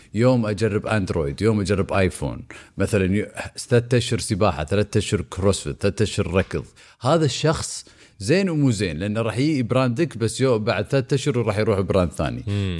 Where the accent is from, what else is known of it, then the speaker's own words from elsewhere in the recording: Kuwait; عندنا بالكويت